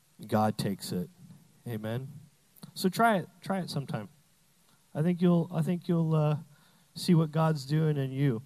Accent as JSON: {"language": "English", "country": "Canada", "moved": "yes", "lives_now": "United States", "said": "I'm Canadian. I say flag weird."}